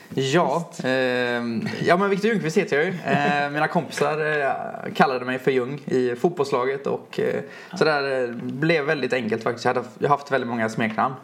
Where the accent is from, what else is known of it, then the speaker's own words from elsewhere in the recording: Lerum, Västra Götaland, Sweden; jag är från Lerum då, utanför ja. Göteborg.